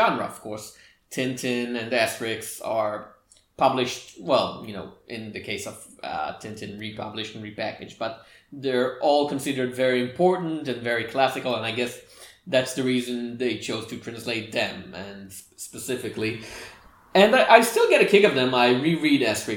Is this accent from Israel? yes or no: yes; Israel; I was born and raised in Israel